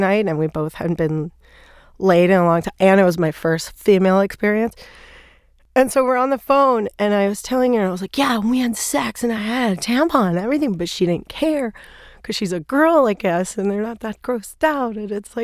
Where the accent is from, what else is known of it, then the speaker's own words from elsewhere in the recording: Thailand; moved away as an adult; also born or lived in New York; I grew up in Thailand